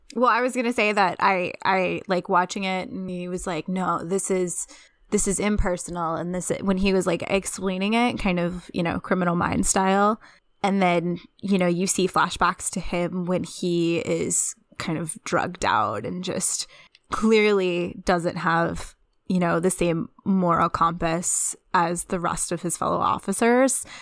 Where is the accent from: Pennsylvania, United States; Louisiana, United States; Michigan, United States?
Louisiana, United States; I'm from Louisiana